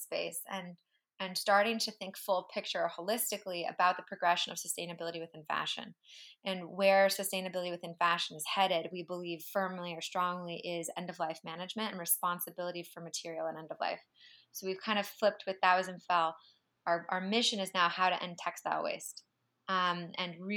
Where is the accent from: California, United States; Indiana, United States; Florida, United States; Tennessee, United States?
California, United States; moved away; also born or lived in China; my background growing up in California